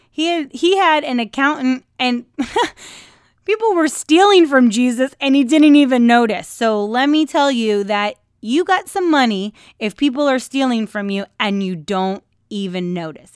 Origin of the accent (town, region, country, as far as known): United States